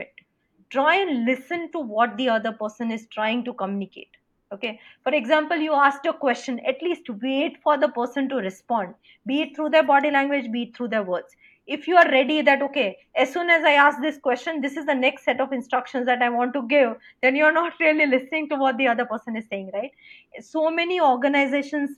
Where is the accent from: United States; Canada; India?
India; as an Indian